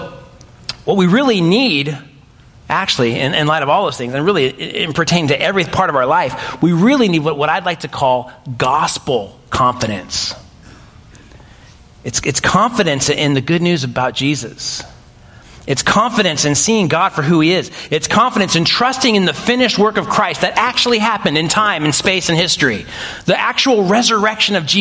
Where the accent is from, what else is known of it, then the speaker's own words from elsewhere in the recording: United States; us as American 21st century people